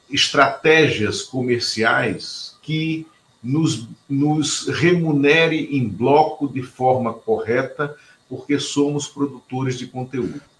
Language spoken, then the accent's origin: Portuguese; Pernambuco, Brazil; born there; de todo mundo que se chama … e que nasce em Pernambuco, como eu e como Luiz Inácio, por coincidência.